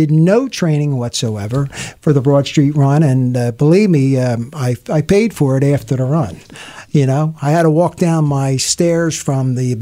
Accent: Philadelphia, Pennsylvania, United States; I grew up in Southwest Philadelphia, the Most Blessed Sacrament Parish

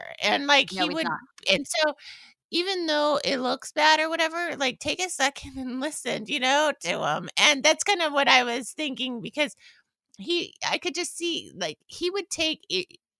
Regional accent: California, United States; He's a local boy from where I grew up in the East Bay.

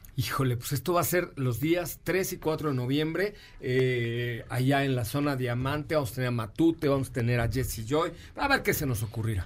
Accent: Mexico City, Mexico; Yo nací en la colonia Roma, entonces de ahí me viene lo italiano

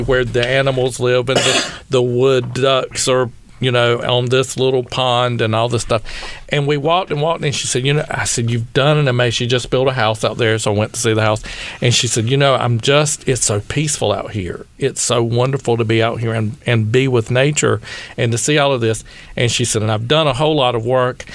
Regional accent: East Coast, United States; moved away; I'm from the East Coast.

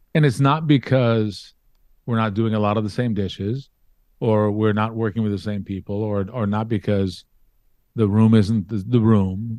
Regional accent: Baltimore, Maryland, United States; growing up in Baltimore

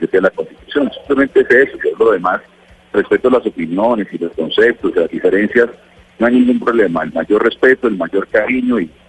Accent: Colombia; que aquí estamos hablando simplemente de equidad y de acceso a igualdad de oportunidades como colombianos.

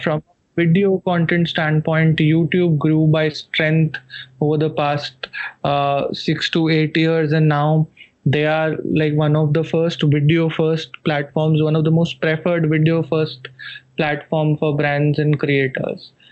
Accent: Jodhpur, Rajasthan, India; my hometown jodhpur

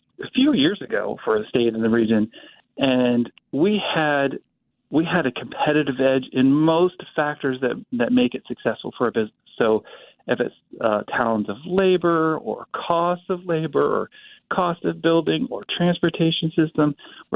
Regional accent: Topeka, Kansas, United States; now in Wichita, United States; I grew up in Topeka

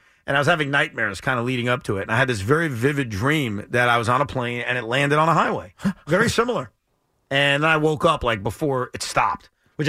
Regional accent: Long Island, New York, United States; So I grew up on Long Island, but I grew up in a place on Long Island that's very close to John F. Kennedy Airport.

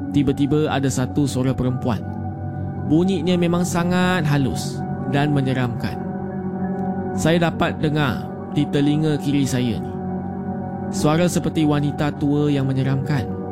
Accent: Selangor, Malaysia; Berasal dari Selangor.

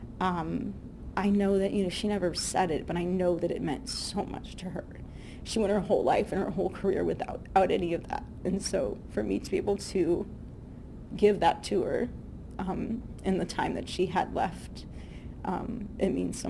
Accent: Southern California, United States; I'm from Southern California.

